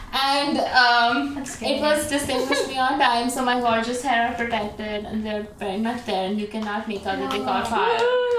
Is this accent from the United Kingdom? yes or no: no; India; moved away as an adult; now in Boston, United States; I'm from India. I'm an international student.